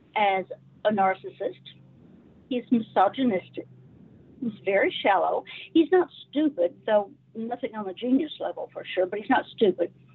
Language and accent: English; Arkansas, United States; I was raised in the South. I'm a Southern girl.